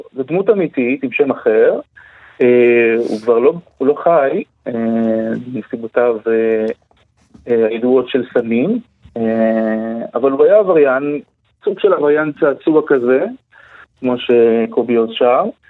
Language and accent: Hebrew; Beersheba, Southern District, Israel; moved away as an adult; now in Tel Aviv, Israel; בבאר שבע, איפה שגדלתי